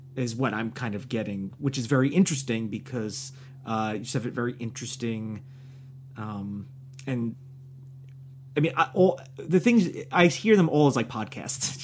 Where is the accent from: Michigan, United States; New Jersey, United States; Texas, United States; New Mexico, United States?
New Jersey, United States; moved away; also born or lived in New York; from New Jersey.